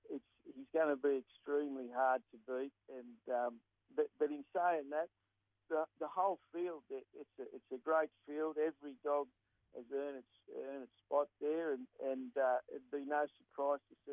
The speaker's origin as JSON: {"language": "English", "region": "New South Wales", "country": "Australia", "said": "I'm from New South Wales"}